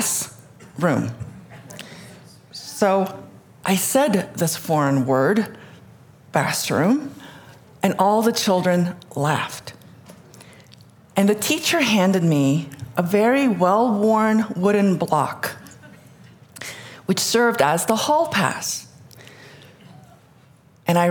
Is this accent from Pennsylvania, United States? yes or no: no; New York City, New York, United States; first language Korean; English is a second language; also born or lived in Seoul, South Korea; In 1976, my mother, my father, my 2 sisters, and I immigrated to the United States. And I was 7. And we moved from Seoul to New York City